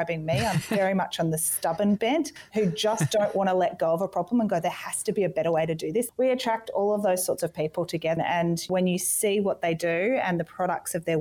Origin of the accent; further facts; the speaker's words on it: Gold Coast, Queensland, Australia; I grew up on the Gold Coast